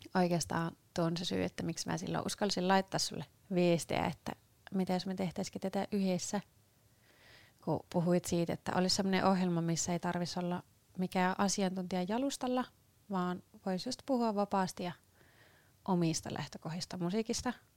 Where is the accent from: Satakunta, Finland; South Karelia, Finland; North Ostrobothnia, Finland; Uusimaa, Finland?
North Ostrobothnia, Finland; Sievi; now in Kouvola, Finland; mä oon alun perin Sievistä Pohjois-Pohjanmaalta kotoisin